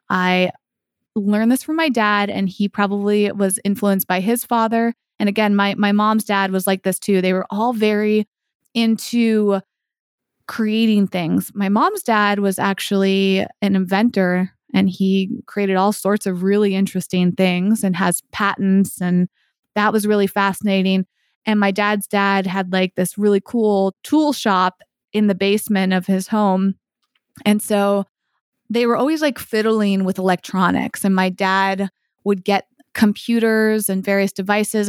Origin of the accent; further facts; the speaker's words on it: Massachusetts, United States; now in Los Angeles, United States; I grew up in Massachusetts